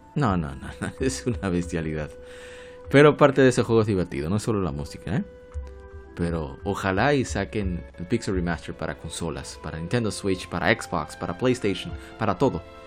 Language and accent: Spanish; Dominican Republic; nosotros somos dominicanos